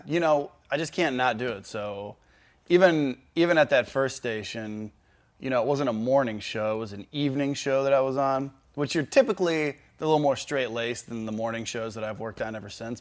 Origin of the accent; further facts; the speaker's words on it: Cleveland, Ohio, United States; I was born in Cleveland